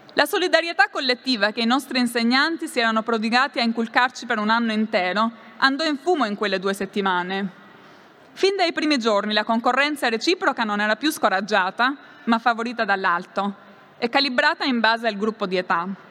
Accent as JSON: {"language": "Italian", "country": "Albania", "tie": "born or raised there", "also_born_or_lived": "Rome", "second_language": "Italian", "moved": "as an adult", "said": "la provenienza da un paese come l'Albania"}